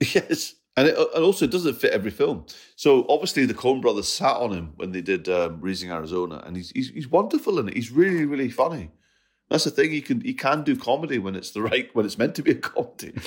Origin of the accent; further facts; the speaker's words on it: Scotland, United Kingdom; I, I'm Scottish and Punjabi.